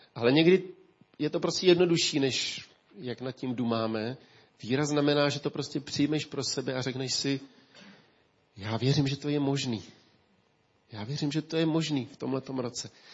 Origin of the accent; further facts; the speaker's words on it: Ústí, Czechia; Já si pamatuju jako kluk, když eh, tady v Ústí